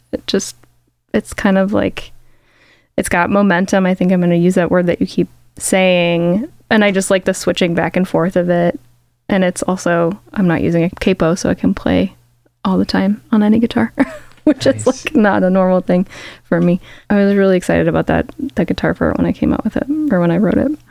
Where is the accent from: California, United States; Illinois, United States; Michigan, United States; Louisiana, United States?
Illinois, United States; Chicago; I grew up in Chicago and like I started playing Chicago venues like as a kid